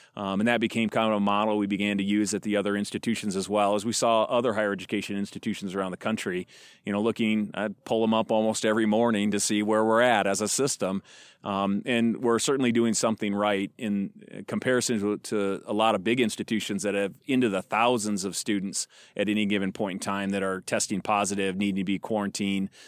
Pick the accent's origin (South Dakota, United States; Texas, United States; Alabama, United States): South Dakota, United States; Fort Pierre; now in Chadron, United States; I grew up in a small town in South Dakota. Um, uh, most of the time I refer to, I'd say that I'm from Pier, but actually I've, just across the river is a smaller town called Fort Pier.